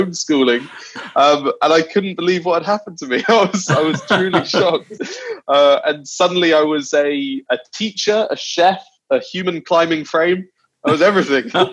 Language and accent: English; London, United Kingdom; also born or lived in New Zealand / Wales (family); I was born in New Zealand, and then and then when I was two, uh, we moved to London, and I've been raised there.